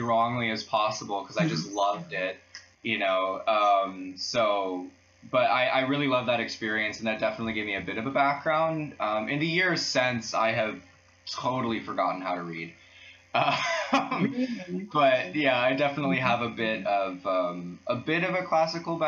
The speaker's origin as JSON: {"language": "English", "town": "Ann Arbor", "region": "Michigan", "country": "United States", "moved": "as an adult", "lives_now": "Freiburg, Germany", "said": "I'm from Michigan, from Ann Arbor, which is a small university town about an hour outside of Detroit"}